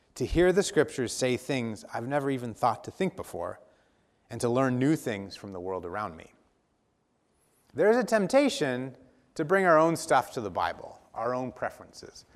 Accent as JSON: {"language": "English", "town": "Dallas", "region": "Oregon", "country": "United States", "tie": "born or raised there", "said": "growing up in Dallas, Oregon"}